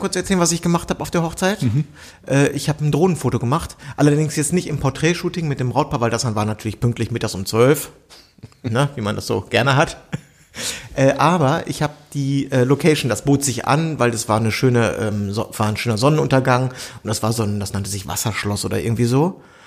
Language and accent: German; Bielefeld, North Rhine-Westphalia, Germany; moved away; das gehört zu Bielefeld, das ist ja meine alte Heimat